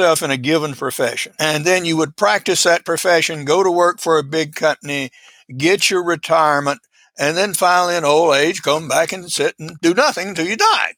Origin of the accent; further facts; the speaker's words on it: Georgia, United States; also born or lived in Alaska; I'm a product of the rural South. I was born in Georgia